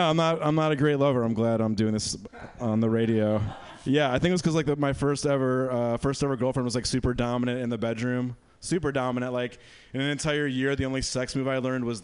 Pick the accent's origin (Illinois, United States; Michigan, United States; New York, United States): Michigan, United States; I'm from Michigan